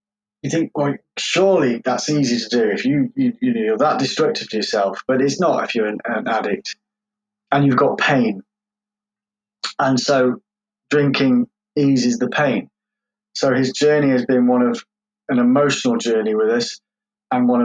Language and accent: English; Derbyshire, East Midlands, United Kingdom; also born or lived in London; I grew up I was born in London, and I was adopted, and lived most of my childhood life in Derbyshire